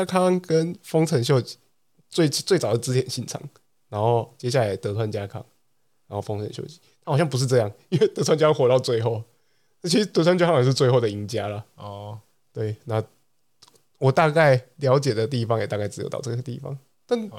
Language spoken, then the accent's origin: Chinese; Taiwan; 我台湾人最好是有那么多…的粉丝，